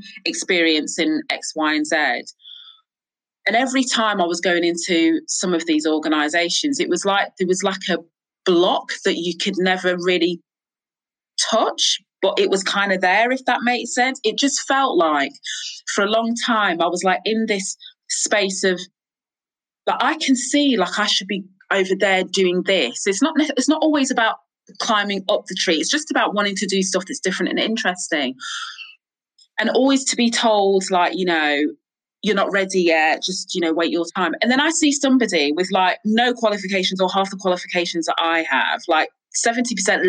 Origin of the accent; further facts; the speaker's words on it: Crewe, North West England, United Kingdom; moved away as an adult; also born or lived in London; I grew up in Crewe in the Northwest in Cheshire.